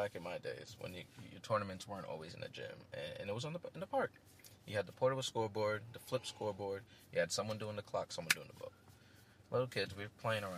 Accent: New York City, New York, United States; I'm from Queens. I'm like the Queens guy.

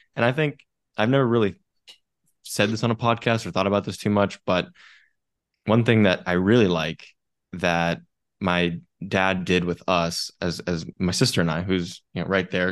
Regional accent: Bay Area, Northern California, United States; I grew up in Northern California in the Bay Area in a real estate family

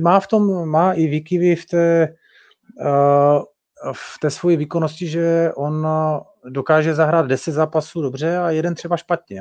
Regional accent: Czechia

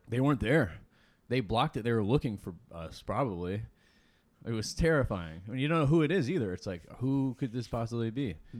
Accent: Lorain, Ohio, United States

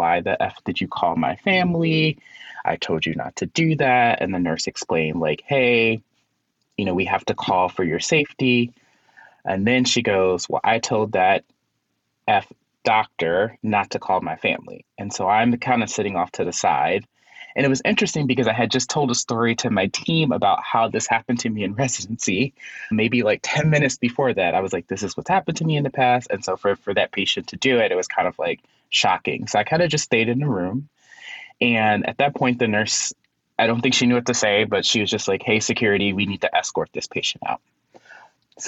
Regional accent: Chicago, Illinois, United States; moved away as an adult; now in Philadelphia, United States; I am originally from Chicago.

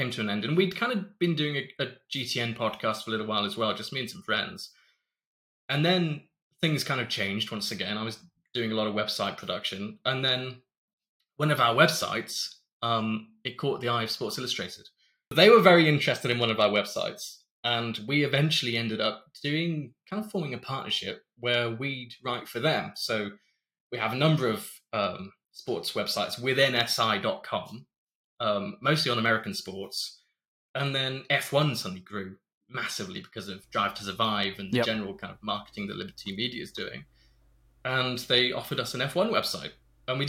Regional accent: Stratford-upon-Avon, West Midlands, United Kingdom; I grew up in Stratford-upon-Avon

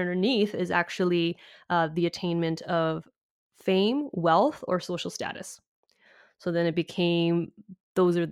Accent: Vancouver, British Columbia, Canada; Vancouver, Canada, my hometown

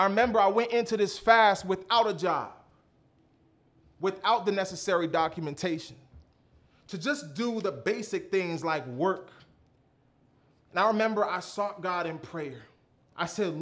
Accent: Mississauga, Ontario, Canada; now in United States; I was born in Mississauga, Ontario, Canada

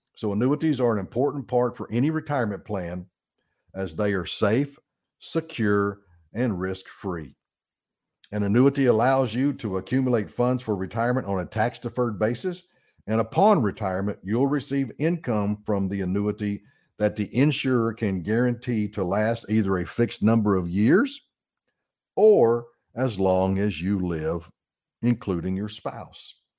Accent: Arkansas, United States; I'm born and raised in Arkansas

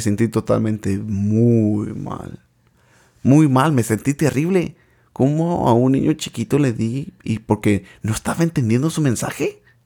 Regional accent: Michoacán, Mexico; now in United States; crecí en el estado de Michoacán, en un lugar que se llama Cihuacuaro

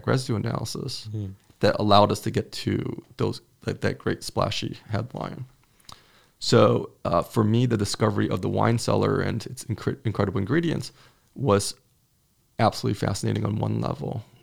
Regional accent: outside Chicago, Illinois, United States; I grew up outside Chicago

